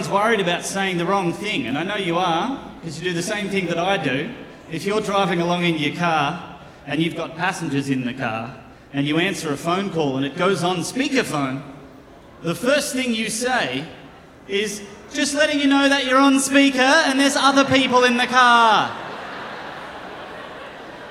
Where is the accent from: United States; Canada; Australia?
Australia; moved away; I am from Australia